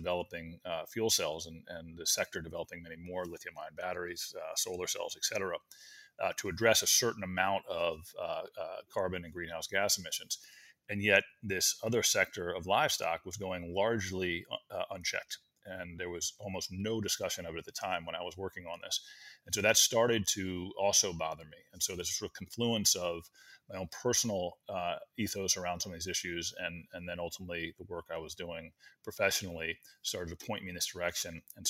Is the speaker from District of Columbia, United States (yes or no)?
yes; Washington, District of Columbia, United States; born or raised there; also born or lived in College Park, Maryland